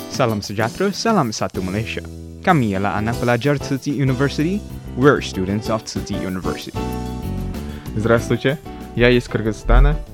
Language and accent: English; Kyrgyzstan; I'm from Kyrgyzstan.